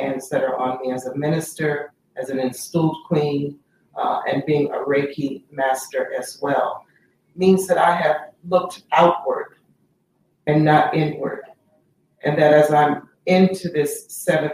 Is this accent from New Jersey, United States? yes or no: no; Chicago, Illinois, United States; now in Philadelphia, United States; I'm originally from Chicago, Illinois, currently residing in Philadelphia, actually since 1974